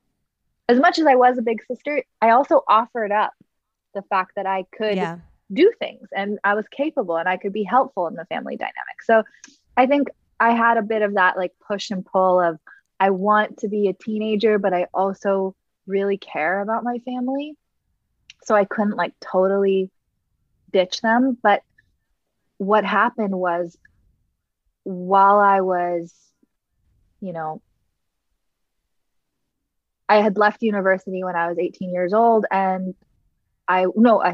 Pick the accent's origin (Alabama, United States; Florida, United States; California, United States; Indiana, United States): California, United States; Los Angeles; I grew up in Southern California, mostly the Santa Monica, Malibu, West Side part of Los Angeles